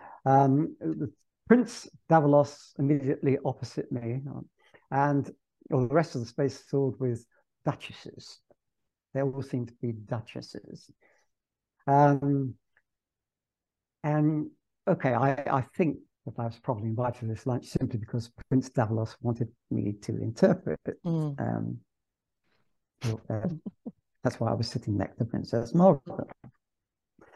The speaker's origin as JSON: {"language": "English", "region": "England", "country": "United Kingdom", "also_born_or_lived": "Naples", "moved": "as an adult", "said": "I'm English, and because I teach English"}